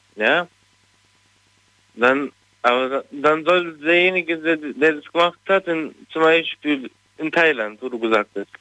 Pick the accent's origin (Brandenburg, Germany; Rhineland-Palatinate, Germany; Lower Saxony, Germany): Rhineland-Palatinate, Germany; Mainz; Ich komme aus Mainz